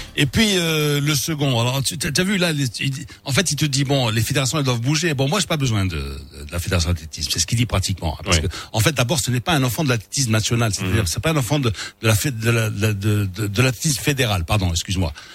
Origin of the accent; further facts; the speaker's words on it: Morocco; chez nous au Maroc